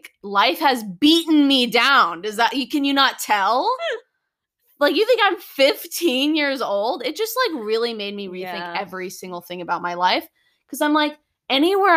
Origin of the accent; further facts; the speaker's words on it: United States; I love being an American